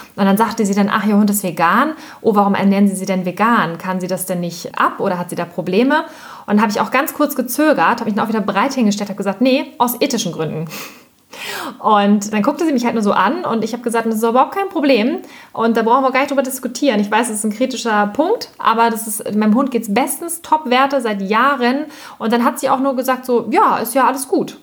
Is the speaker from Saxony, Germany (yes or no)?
no; Hamburg, Germany; wir kommen jetzt ja zum Beispiel aus Hamburg